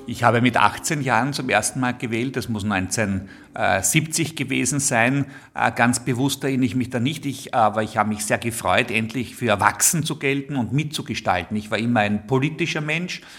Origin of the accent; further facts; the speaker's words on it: Vienna, Austria; Ich bin in Wien geboren, ich liebe Wien, ich darf im Zentrum der Stadt Wien heute leben und arbeiten